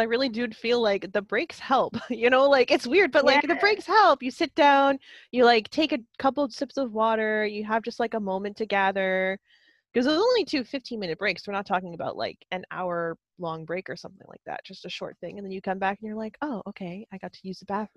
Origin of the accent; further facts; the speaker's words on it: United States; moved away as an adult; also born or lived in Shizuoka, Japan; now in Japan; I only ever worked for one place when I lived in the States